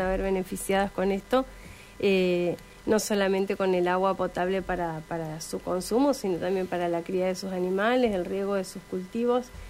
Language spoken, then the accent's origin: Spanish; San Cristóbal, Santa Fe, Argentina; nosotros somos de San Cristóbal, eh, una ciudad del interior de la provincia